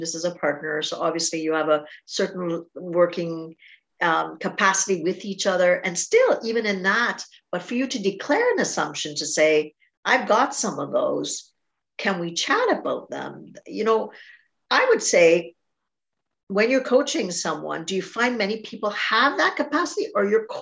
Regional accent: Trinidad & Tobago; moved away as an adult; I'm Trinidadian, so I grew up with a different culture until I was 17. Then I moved here

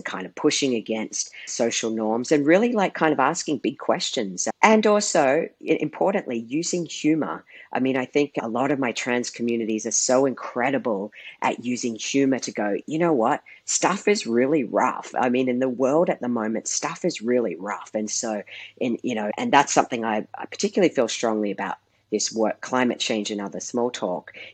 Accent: Australia; I grew up in Australia, and despite growing up in the third largest city

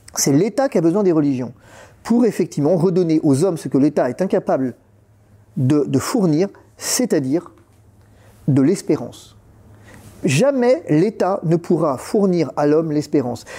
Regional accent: France; on est français

